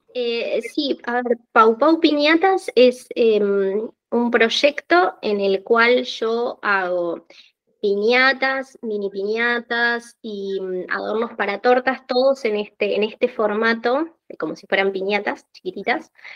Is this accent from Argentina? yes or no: yes; Argentina; soy argentina, vivo en Buenos Aires